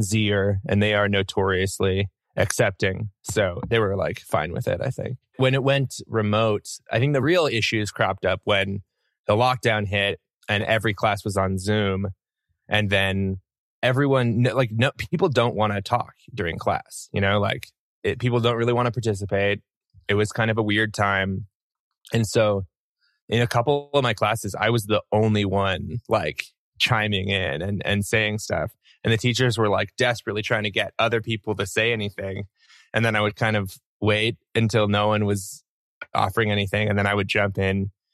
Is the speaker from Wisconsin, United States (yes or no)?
no; New York, United States; moved away; I was from New York